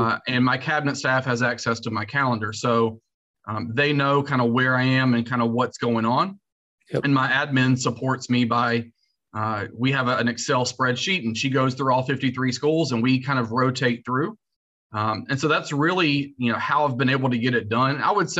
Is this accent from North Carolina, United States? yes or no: yes; North Carolina, United States; moved away as an adult; also born or lived in New York / Texas; Born and raised in North Carolina